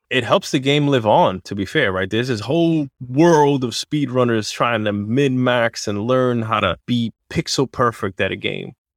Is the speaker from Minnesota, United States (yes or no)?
no; New York, United States; I grew up in New York